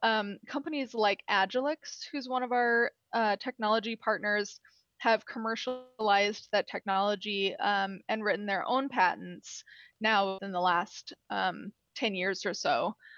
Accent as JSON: {"language": "English", "region": "Illinois", "country": "United States", "also_born_or_lived": "Freeport, Texas", "said": "I'm from Illinois. I went to college in Illinois."}